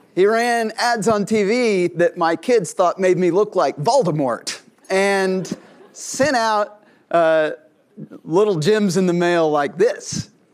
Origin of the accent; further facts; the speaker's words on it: Tulsa, Oklahoma, United States; my hometown, Tulsa, Oklahoma